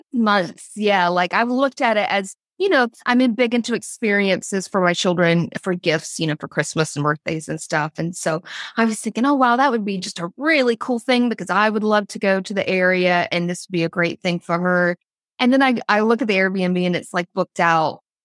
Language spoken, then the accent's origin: English; Georgia, United States; moved away; I'm actually originally from Georgia, all of my family live in Georgia